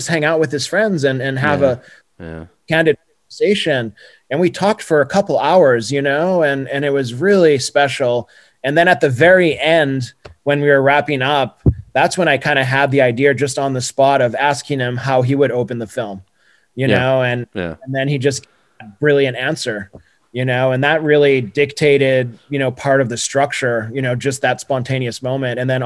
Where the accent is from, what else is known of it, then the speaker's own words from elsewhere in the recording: Brazil; moved away; I remember in Brazil, you know, I would literally go three times a week at least to like this little art house theater in my hometown